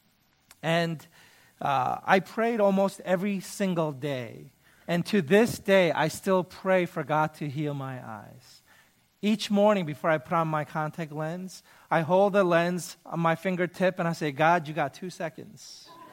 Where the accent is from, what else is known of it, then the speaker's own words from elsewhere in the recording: United States; I'm Korean American.